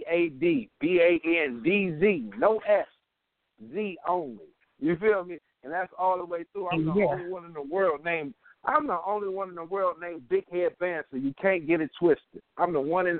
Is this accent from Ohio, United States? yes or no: yes; Middletown, Ohio, United States; I'm from Middletown, Ohio